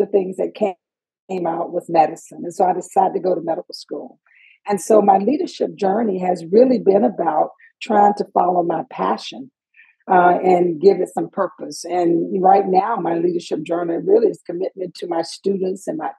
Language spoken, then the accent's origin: English; Macon, Georgia, United States; I'm from Georgia. I'm from Macon, Georgia. I went to elementary school in Georgia. I went to public school system. I graduated from Southwest High School